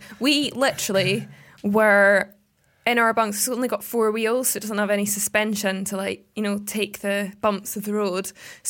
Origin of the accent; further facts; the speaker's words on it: Scotland, United Kingdom; I'm Scottish